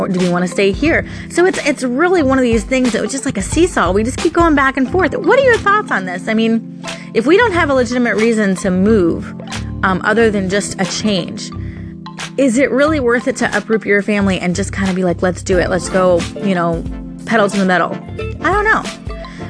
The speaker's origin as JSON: {"language": "English", "region": "Florida", "country": "United States", "tie": "born or raised there", "said": "I'm a Florida girl, born and raised in Florida"}